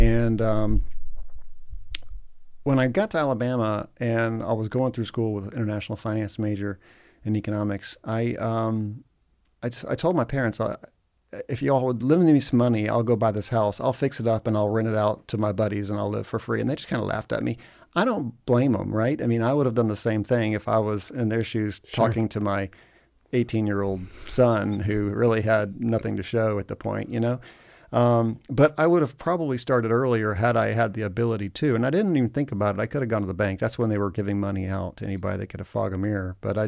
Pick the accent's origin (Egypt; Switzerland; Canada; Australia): Egypt; also born or lived in United States / Oxford, Mississippi; So I grew up in Egypt. I grew up there when I was 5 months old. I moved to Egypt from the States and went there K through 12 pretty much.